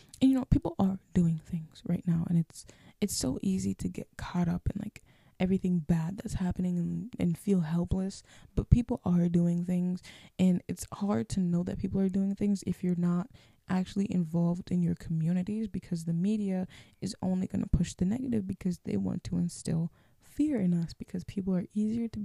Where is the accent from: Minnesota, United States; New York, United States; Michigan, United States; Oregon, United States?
Minnesota, United States; accent: Minnesotan; you have a Minnesotan accent